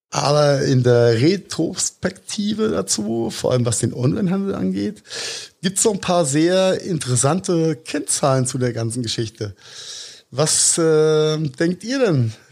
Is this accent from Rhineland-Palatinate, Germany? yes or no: yes; Rhineland-Palatinate, Germany; zwischen Pfalz und Rheinhessen gibt, weil Pfalz ist da, wo der Trump herkommt. Wir kommen aus